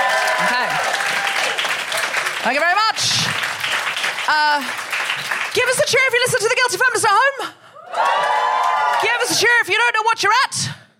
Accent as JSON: {"language": "English", "region": "Yorkshire and the Humber", "country": "United Kingdom", "said": "sorry, no, I'm just from Yorkshire."}